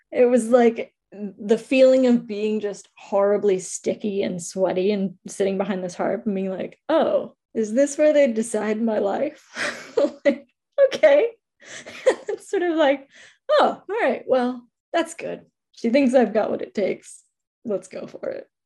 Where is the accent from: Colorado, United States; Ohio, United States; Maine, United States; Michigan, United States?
Maine, United States; Bar Harbor; moved away as an adult; now in Halifax, Canada; from the land of the Mi'kmaq in Halifax, Nova Scotia, but I grew up in Bar Harbor